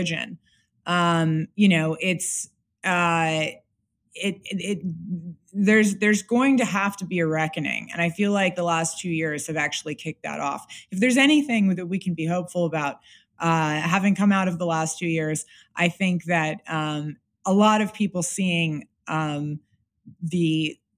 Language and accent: English; Los Angeles, California, United States; moved away; I'm from Los Angeles specifically. I'm from like Bel Air and Beverly Hills.